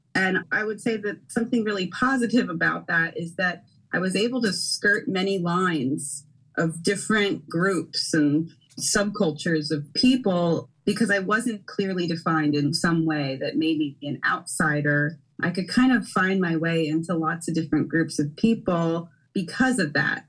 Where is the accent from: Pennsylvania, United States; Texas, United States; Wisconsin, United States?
Pennsylvania, United States; Philadelphia; I am a Philadelphia native, born and raised in the Germantown Northwest section of Philadelphia